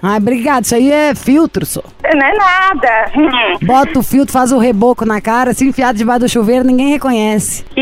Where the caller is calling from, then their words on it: Praia Grande, São Paulo, Brazil; De onde você fala, Érica? Eu falo da Praia Grande.